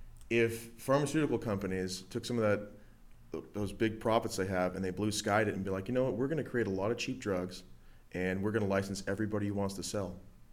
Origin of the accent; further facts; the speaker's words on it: United States; I'm fucking American.